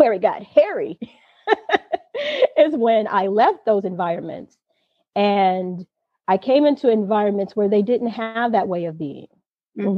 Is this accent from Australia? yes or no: no; Inglewood, California, United States; I grew up in Inglewood